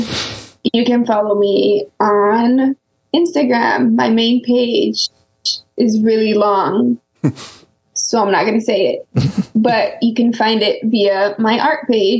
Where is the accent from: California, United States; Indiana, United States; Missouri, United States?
California, United States; San Francisco; moved away as an adult; now in Los Angeles, United States; I'm from San Francisco. I lived in South San Francisco my entire life mostly, but most of my schooling was in SF.